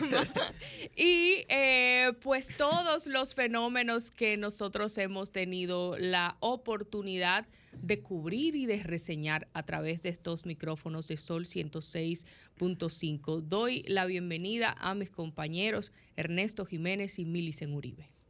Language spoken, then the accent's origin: Spanish; Dominican Republic; como pueblo dominicano